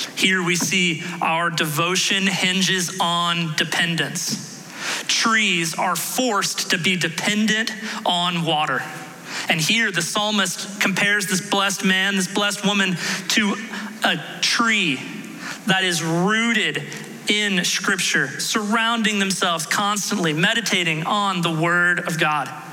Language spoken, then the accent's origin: English; Houston, Texas, United States; I grew up in Houston